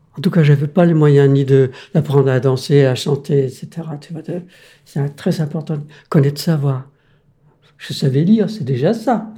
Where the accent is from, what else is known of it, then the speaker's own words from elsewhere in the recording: Denmark; French is a second language; moved away as an adult; now in France; je suis né au Danemark, mais je suis européen